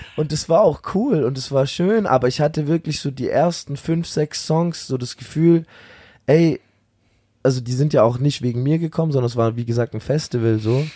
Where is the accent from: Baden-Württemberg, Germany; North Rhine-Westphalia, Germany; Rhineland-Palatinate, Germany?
Baden-Württemberg, Germany; near Stuttgart; Nicht ganz meine Heimat, aber man könnte schon Heimat sagen